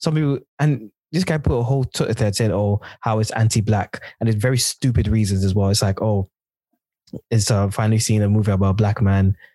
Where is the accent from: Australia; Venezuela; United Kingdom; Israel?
United Kingdom; as a black, like black British African person